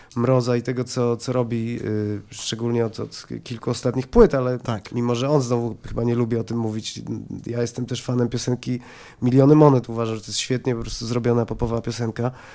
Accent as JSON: {"language": "Polish", "country": "Poland", "said": "jestem z Polski, jestem Polakiem"}